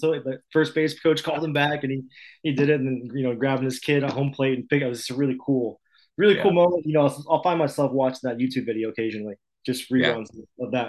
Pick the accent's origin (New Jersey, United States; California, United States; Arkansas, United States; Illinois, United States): Illinois, United States; born and raised in the Midwest.